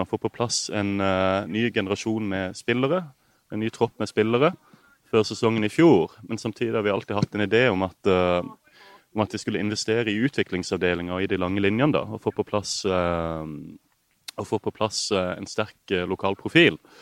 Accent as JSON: {"language": "Norwegian", "town": "Kristiansand", "region": "Agder", "country": "Norway", "tie": "born or raised there", "moved": "yes", "lives_now": "Marbella, Spain", "said": "Født og oppvokst et steinkast fra stadion"}